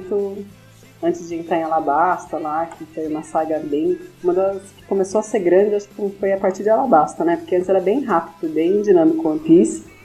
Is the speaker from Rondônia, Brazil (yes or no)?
no; São Paulo, Brazil; sou de São Paulo